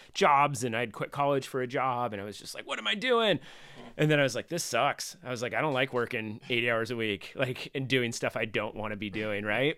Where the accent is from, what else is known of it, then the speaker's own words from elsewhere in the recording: Rescue, California, United States; I grew up in a little town called Rescue